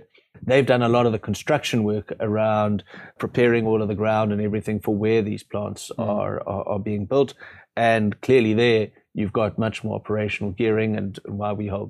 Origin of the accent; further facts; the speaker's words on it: South Africa; luckily, as South African investors, our market, there's more than enough on there that you don't have to feel you're totally tied.